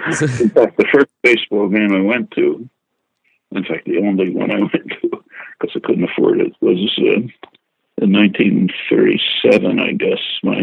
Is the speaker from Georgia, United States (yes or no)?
no; Philadelphia, Pennsylvania, United States; I grew up in Philly